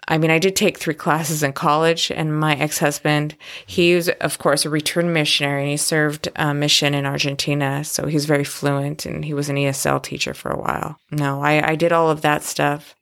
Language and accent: English; Oregon, United States; also born or lived in Florida; I was born in Florida, and I'm a Navy brat, and I'm the second oldest of six kids. We, I, that grew up in Oregon.